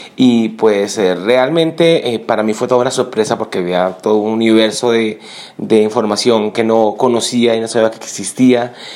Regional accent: Colombia; como buen colombiano

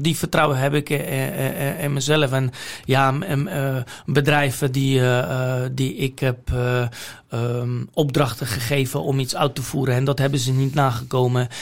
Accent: Poland; Dutch is a second language; moved away as an adult; now in Netherlands; waar ik vandaan kom, uit Polen en wat ik daar geleerd heb

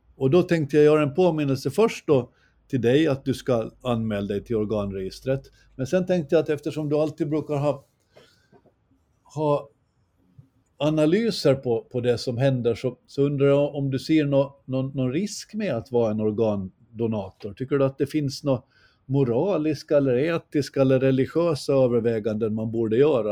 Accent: Gårdby, Kalmar County, Sweden; när vi växte upp i Gårdby

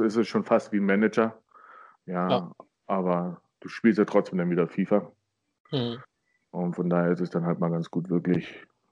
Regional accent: Burg Stargard, Mecklenburg-Vorpommern, Germany; moved away as an adult; also born or lived in Neubrandenburg; now in Baden-Württemberg, Germany; ich bin in Burgstargard groß geworden

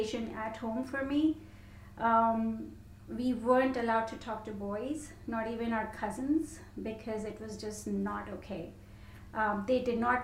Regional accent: India; moved away as an adult; also born or lived in London; I grew up in India, and I had a really big family

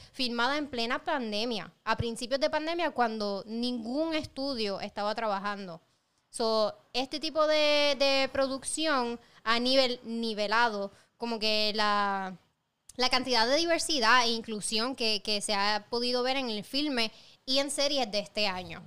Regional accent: Puerto Rico; yo como mujer puertorriqueña, latinoamericana

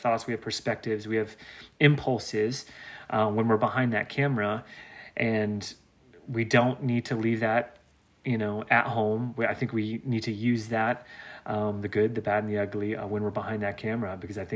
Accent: the South, United States; growing up in the South

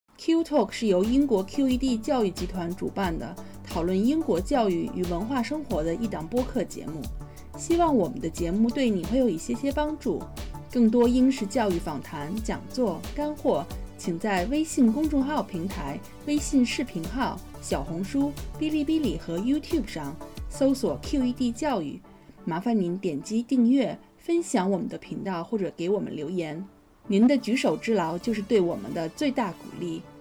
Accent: China; moved away; 作为，作为比如说我们是中国人

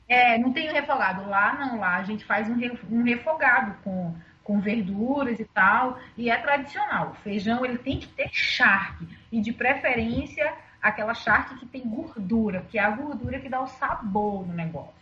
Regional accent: Northeast Brazil, Brazil; Sou nordestina

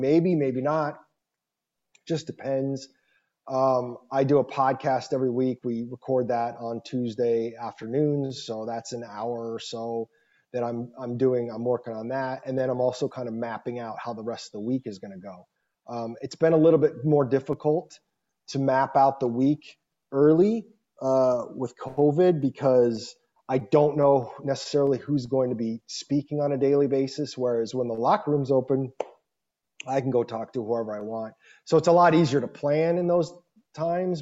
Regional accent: Scottsdale, Arizona, United States; also born or lived in Michigan; I'm from Scottsdale

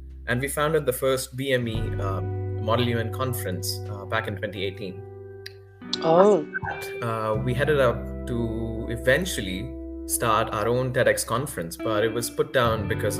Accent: India; moved away as an adult; now in Budapest, Hungary; I'm an Indian. I come from India, and I moved to Budapest about 5 years ago under the scholarship, the Stipendium Hungaricum.

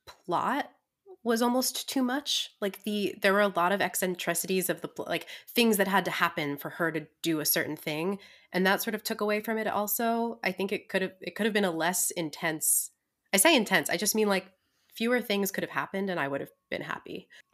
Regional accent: Ireland; I'm very Irish with that coupling of words

